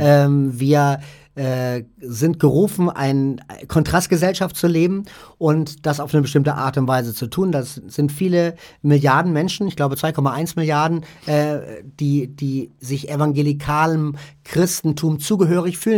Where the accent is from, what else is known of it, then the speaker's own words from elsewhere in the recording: Hamburg, Germany; also born or lived in Vordertaunus near Frankfurt; now in Vordertaunus, Germany; Ich komme aus dem Norden, also aus Hamburg eigentlich, bin da aber weggezogen